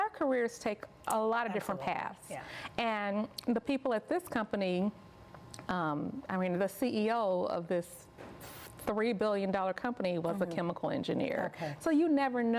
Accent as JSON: {"language": "English", "town": "Chicago", "region": "Illinois", "country": "United States", "tie": "born or raised there", "moved": "as an adult", "said": "I grew up in Chicago"}